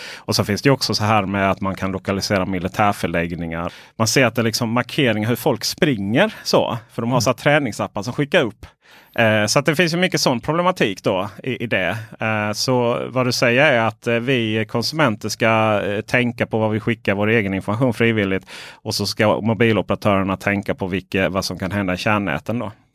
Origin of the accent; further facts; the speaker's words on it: Ronneby, Blekinge, Sweden; moved away; hem till mitt, eh, där jag växte upp, eh, Blekinge, Ronneby.